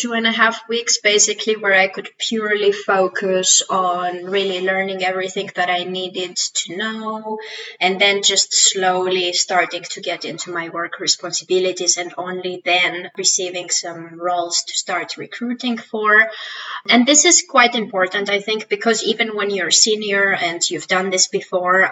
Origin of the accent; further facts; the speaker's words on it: Greece; moved away as an adult; also born or lived in Switzerland; I am originally from Greece